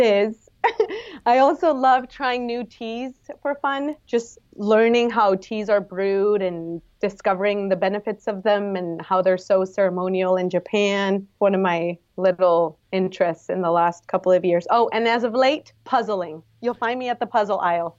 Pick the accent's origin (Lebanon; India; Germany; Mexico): Mexico; Guadalajara, Jalisco; moved away as an adult; now in San Diego, United States; I am originally from Guadalajara in Mexico, but I've been in San Diego for almost ten years.